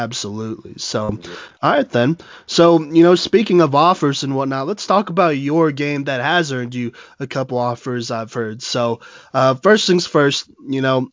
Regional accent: Plano, Texas, United States; also born or lived in Dallas; I grew up over in Plano for a really long time, actually, for about 15, 16 years of my life

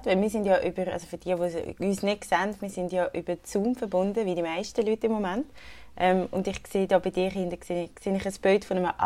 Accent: Willisau, Lucerne, Switzerland; also born or lived in Zürich; now in Lausanne, Switzerland; Also ich bin mal in Zürich aufgewachsen, ganz am Anfang, aber ich bin von Willisau. Okay. Also in der Nähe von Bern, aber ich lebe in Lausanne.

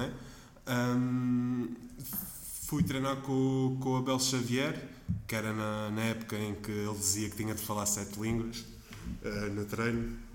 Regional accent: Tavira, Algarve, Portugal; Eu joguei 10 anos em Tavira, na... no clube da minha terra

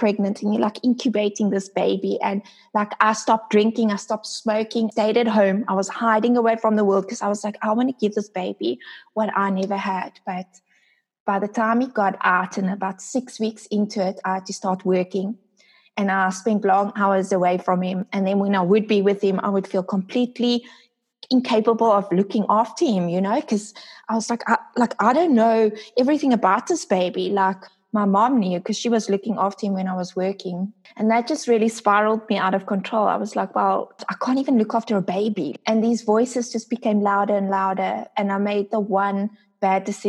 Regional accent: Port Elizabeth, Eastern Cape, South Africa; I am from South Africa, a small city called Port Elizabeth.

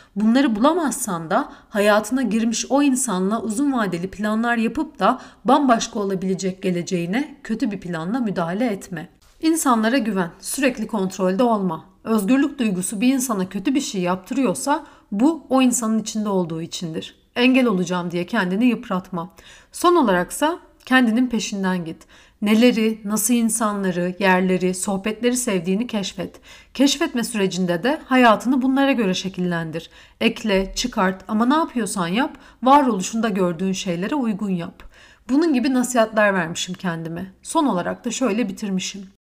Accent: Istanbul, Turkey; ben İstanbulluyum. Bizde misafire hesap ödetilmez.

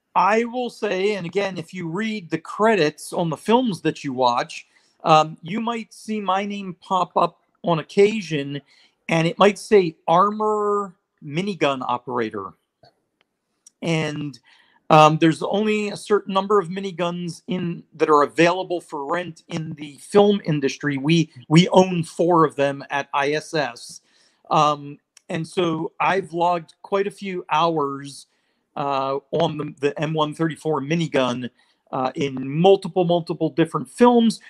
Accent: Israel; moved away; I was living overseas. I, I grew up in Israel

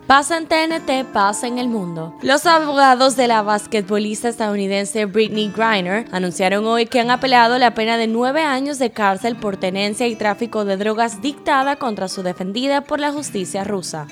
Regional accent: Dominican Republic; nuestra soberanía e identidad como dominicanos y dominicanas

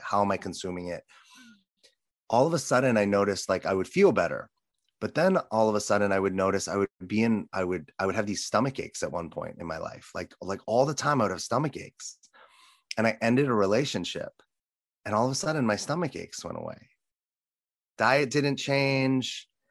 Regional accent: Los Angeles, California, United States; as a little boy growing up in Los Angeles

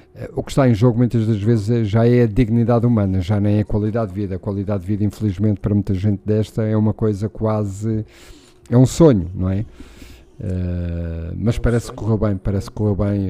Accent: Portugal

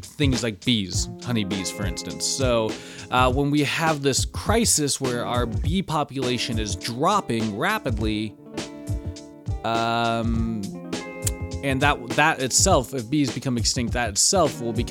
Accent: Washington, United States; Washington State, my home state

